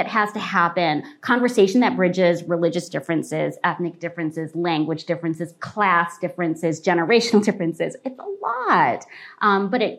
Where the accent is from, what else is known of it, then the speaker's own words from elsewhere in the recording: Michigan, United States; moved away as an adult; also born or lived in California / New York City; now in Indiana, United States; I'm born and raised in Michigan.